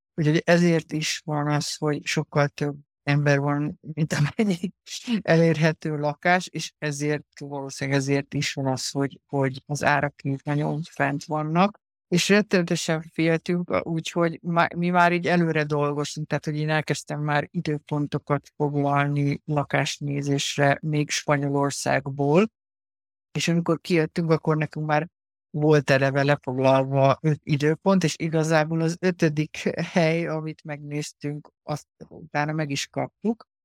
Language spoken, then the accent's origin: Hungarian; Hungary; moved away as an adult; also born or lived in Ireland / Poland / Spain; now in Netherlands; magyar vagyok